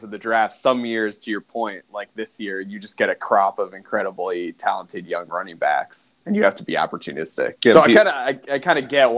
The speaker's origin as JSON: {"language": "English", "town": "Philadelphia", "region": "Pennsylvania", "country": "United States", "tie": "born or raised there", "said": "growing up in Philadelphia"}